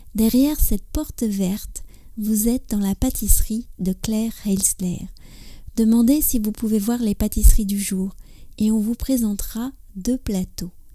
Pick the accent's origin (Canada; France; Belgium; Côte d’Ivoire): France; also born or lived in near Paris; je suis française j'habite près de Paris